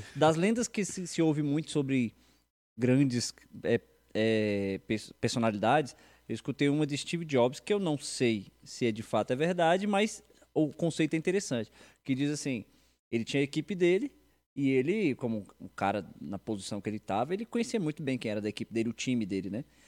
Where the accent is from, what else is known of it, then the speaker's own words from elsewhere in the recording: Brasília, Federal District, Brazil; Sou brasiliense